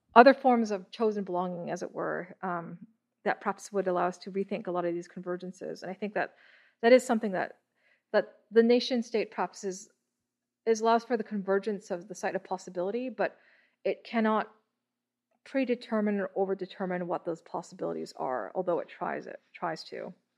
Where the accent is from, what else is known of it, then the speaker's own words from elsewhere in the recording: Toronto, Ontario, Canada; I was born in Toronto.